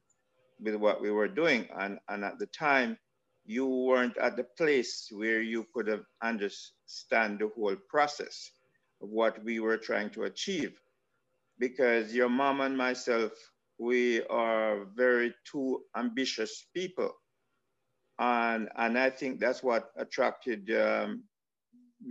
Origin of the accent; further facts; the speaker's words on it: Saint Andrew, Jamaica; moved away; also born or lived in Kingston, Jamaica; where I was born in, yes, in Kingston, but I grew up in St. Andrew.